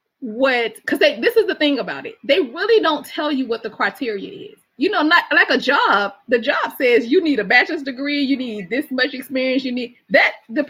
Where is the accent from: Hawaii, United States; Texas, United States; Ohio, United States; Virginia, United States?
Virginia, United States; Alexandria; also born or lived in Alabama; I represent Virginia everywhere I go, and Alabama. People know I'm from the South. And I'm already representing y'all. I already say when I get up, this is where I'm from, you know?